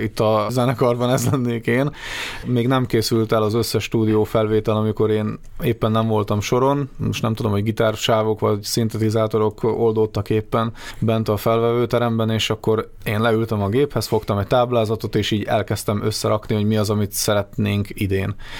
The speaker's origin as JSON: {"language": "Hungarian", "area": "Upper Hungary", "region": "Felvidék", "country": "Slovakia", "said": "mi felvidékiek vagyunk"}